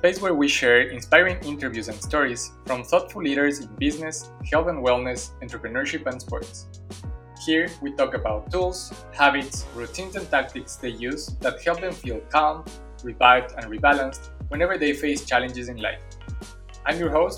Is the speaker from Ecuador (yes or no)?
yes; Ecuador; I was born and raised in Ecuador.